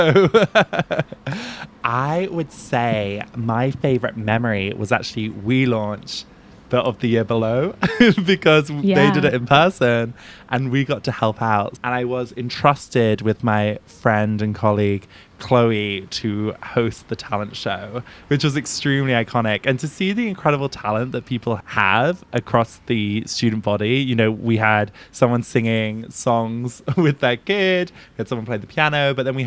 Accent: United Kingdom; moved away as an adult; now in San Francisco, United States; I am originally from the United Kingdom, and I now live in San Francisco

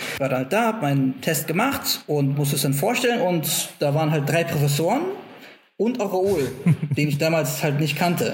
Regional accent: Frankfurt, Hesse, Germany; moved away as an adult; also born or lived in Stuttgart; komme aus Frankfurt

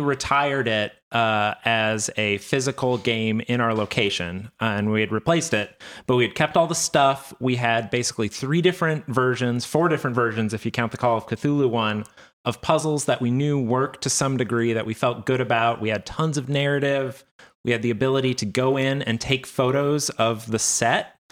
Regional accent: Midwest, United States; We are solidly from the Midwest

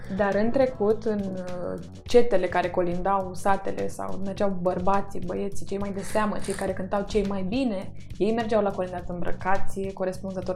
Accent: Constanța, Constanța County, Romania; moved away; în Constanța, cartierul unde eram

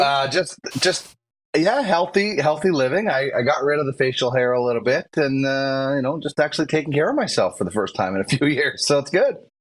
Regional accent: Manitoba, Canada; I'm from Manitoba

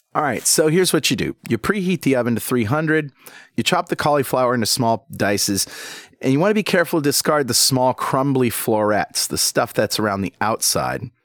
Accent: New England, United States; accent: Yankee; I was born and raised here in New England

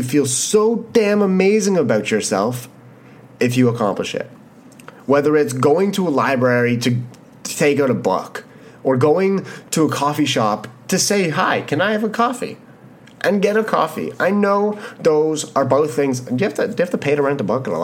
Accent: Canada; being Canadian

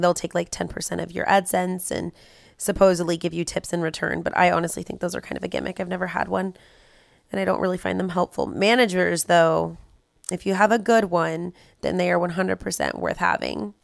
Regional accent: California, United States; We're from California.

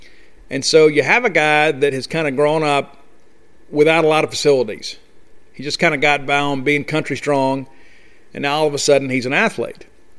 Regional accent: Columbia, Mississippi, United States; when I was a kid, you know, growing up in Columbia, Mississippi

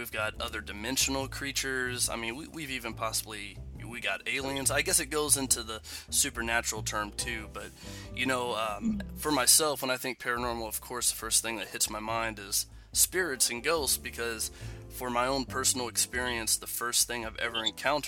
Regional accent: Indiana, United States; are originally from Indiana, such as myself

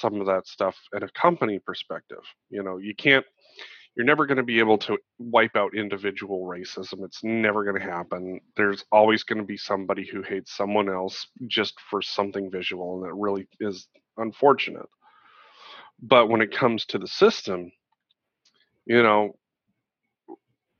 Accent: Montana, United States; growing up in Montana, you know, one of the whitest states in the country

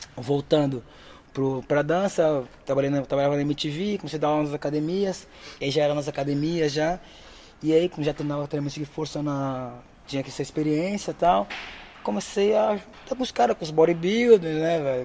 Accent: Brazil; moved away as an adult; also born or lived in Aveiro, Portugal; now in Portugal; eu saí do Brasil

